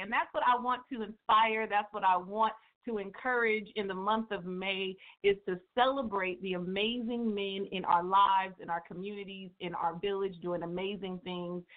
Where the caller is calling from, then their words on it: Dixon, California, United States; also born or lived in Atlanta, Georgia; I'm calling from Dixon, California by way of Atlanta, Georgia